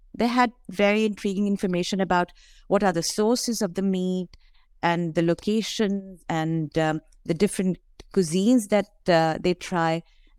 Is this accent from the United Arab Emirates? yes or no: yes; Dubai, United Arab Emirates; moved away as an adult; now in Toronto, Canada; I came from Dubai in 2006. And that is the time when I used to be looking around for a lot of halal restaurants.